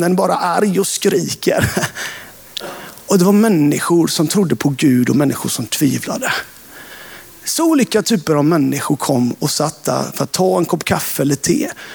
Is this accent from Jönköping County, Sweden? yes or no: yes; Hultsjö, Jönköping County, Sweden; När jag växte upp eh, utanför Sävsjö, i Hultsjö, på landsbygden